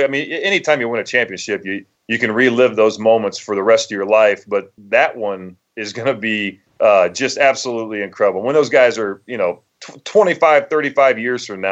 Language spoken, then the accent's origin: English; New Madison, Ohio, United States; moved away as an adult; now in Foxborough, United States; I grew up in Dark County, Ohio, which is West Central Ohio.